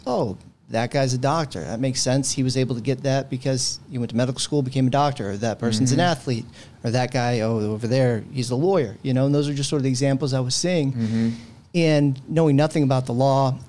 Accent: San Francisco, California, United States; also born or lived in Redwood City, California; Born and raised in San Francisco, Bay Area kid.

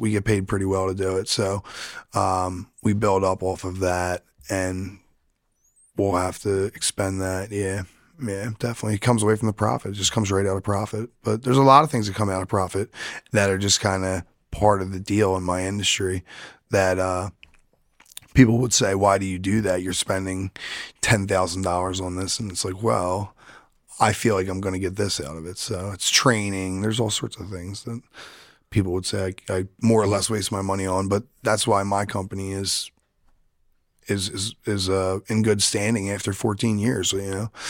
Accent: Drexel Hill, Pennsylvania, United States; that's right up the street from where I grew up in Drexel Hill. That's where I'm born and raised from

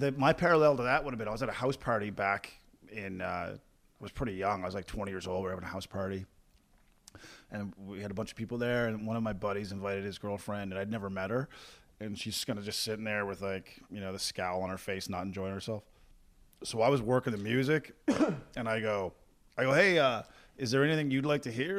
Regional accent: Corner Brook, Newfoundland and Labrador, Canada; now in Calgary, Canada; heading back to my hometown of Cornerbrook, Newfoundland this coming weekend.

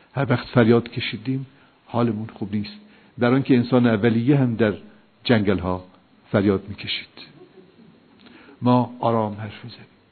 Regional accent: Iran; ما ایرانی هستیم ما با ملل دیگه فرق داریم

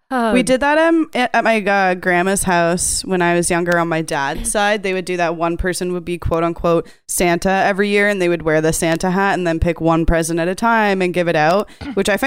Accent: Canada; so we're all Canadian

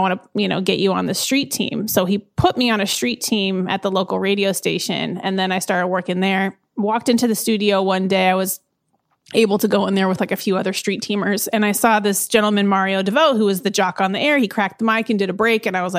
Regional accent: Eugene, Oregon, United States; also born or lived in Portland / Salinas / San Diego / Phoenix; I am from Eugene, Oregon, originally. And then I moved to Portland, Oregon, Salinas, California, San Diego, Phoenix, and then Brooklyn.

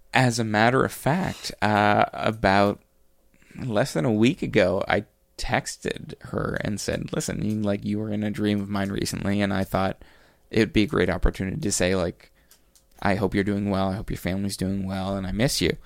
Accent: Cape Breton, Nova Scotia, Canada; moved away; I grew up in Cape Breton.

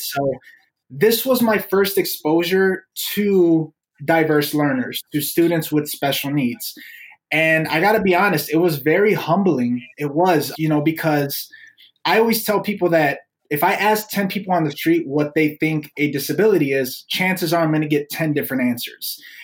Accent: Chicago, Illinois, United States; I was born and raised in the city of Chicago, mostly in like the Logan Square area, mm-hmm. Avondale area growing up

